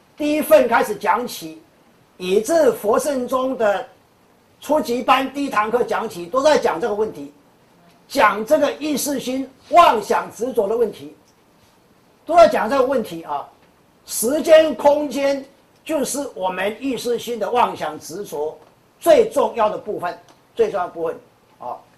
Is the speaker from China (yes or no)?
no; Taiwan; 我们台湾人或者我们中国人有一句话讲